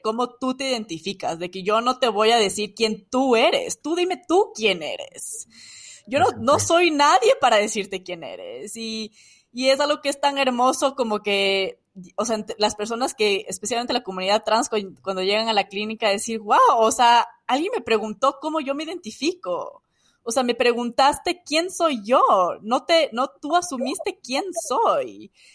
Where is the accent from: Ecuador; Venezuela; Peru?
Ecuador; moved away as an adult; now in United States; en mi país